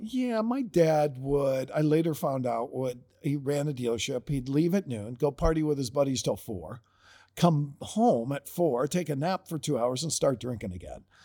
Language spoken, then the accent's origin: English; Perrysburg, Ohio, United States; I grew up in Perrysburg, Ohio